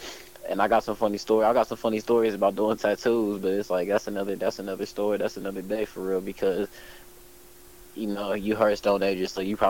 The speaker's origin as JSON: {"language": "English", "region": "Ohio", "country": "United States", "tie": "born or raised there", "also_born_or_lived": "Mesa, Arizona", "said": "Yeah, my family from Ohio. I was raised here, but to be honest, I'm from Mesa, Arizona. I'm from the West Coast."}